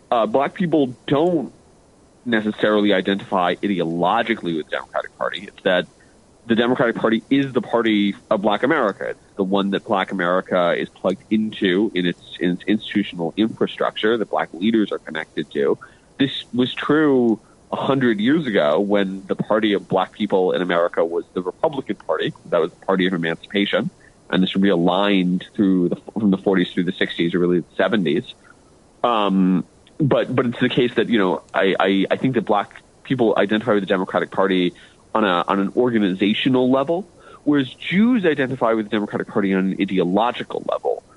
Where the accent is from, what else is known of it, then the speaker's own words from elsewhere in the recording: United States; I'm an American